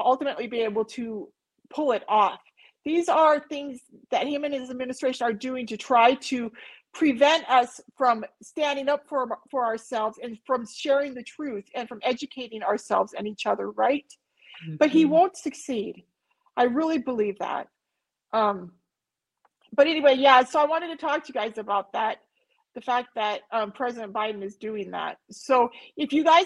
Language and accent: English; United States; I grew up near the Canadian border, and we were friends with a lot of Canadians